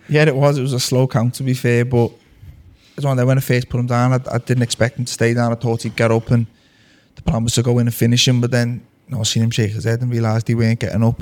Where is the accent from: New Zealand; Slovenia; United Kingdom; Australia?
United Kingdom; Liverpool, North West England; we're both being from Liverpool